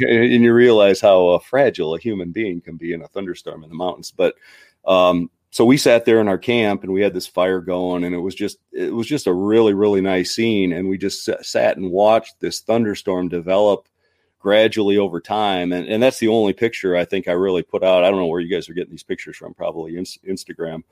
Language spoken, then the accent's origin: English; Midwest, United States; I'm from the Midwest